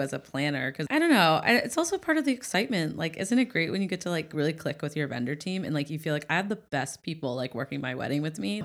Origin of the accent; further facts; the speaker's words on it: Ohio, United States; moved away; I'm from Ohio